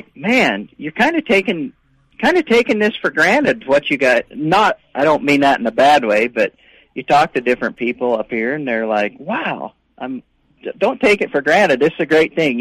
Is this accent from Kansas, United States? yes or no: yes; South Central Kansas, United States; now in Bemidji, United States; I grew up in South Central Kansas. If you on a map, if you find Wichita, I grew up in a little town of about 750 people, 30 miles north of Wichita